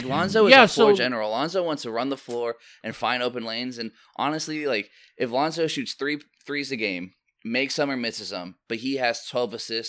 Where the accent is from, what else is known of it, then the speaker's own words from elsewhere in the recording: Ohio, United States; So and then obviously like growing up in Northeast Ohio for the last 13 years or whatever, we've watched LeBron be what he is, and it's unbelievable.